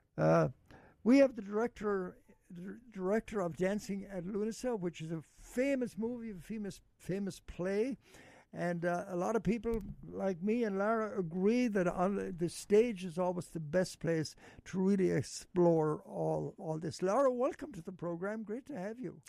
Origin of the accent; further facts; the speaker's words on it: Ireland; We Irish